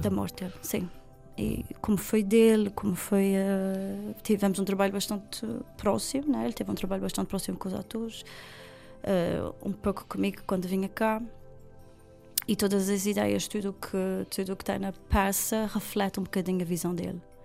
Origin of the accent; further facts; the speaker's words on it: Ribeira Grande, Azores, Portugal; also born or lived in Lisbon; eu sou da Ribeirinha